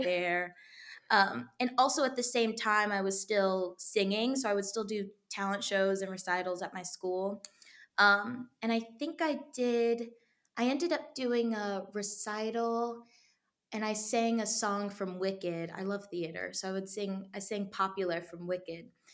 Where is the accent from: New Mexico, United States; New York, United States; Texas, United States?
Texas, United States; moved away; I was raised in Texas